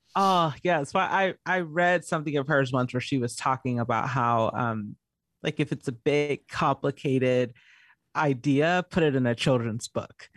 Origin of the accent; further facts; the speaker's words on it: Georgia, United States; also born or lived in California; now in Arizona, United States; I was born in California, raised in Georgia